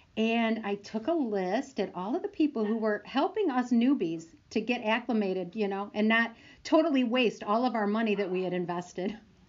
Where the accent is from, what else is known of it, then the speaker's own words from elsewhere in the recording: Michigan, United States; our home state of Michigan, my home state.